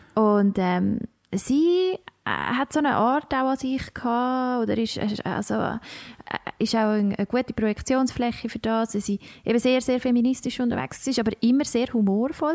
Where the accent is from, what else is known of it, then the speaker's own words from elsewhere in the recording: Switzerland; accent: Swiss German; unseren Dialekt mega herzig finden